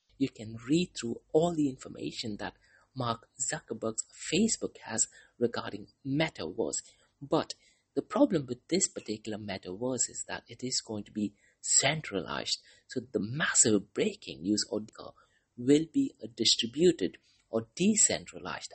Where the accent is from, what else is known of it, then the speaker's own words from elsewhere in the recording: Mumbai, Maharashtra, India; moved away; I'm originally from Mumbai, India. That is the city where I was born in.